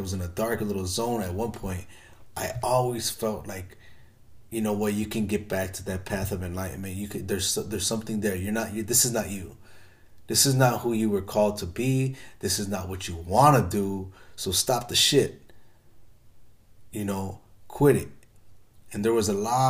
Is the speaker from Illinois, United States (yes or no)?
yes; Chicago, Illinois, United States; I grew up in Chicago in the hood